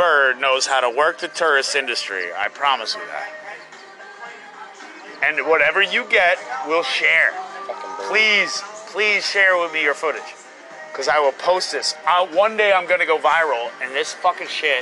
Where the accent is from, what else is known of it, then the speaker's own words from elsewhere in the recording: Western Massachusetts, United States; also born or lived in Stuart, Florida / Martin County, Florida; now in Sarasota, United States; I was born in New England. Yeah, Massachusetts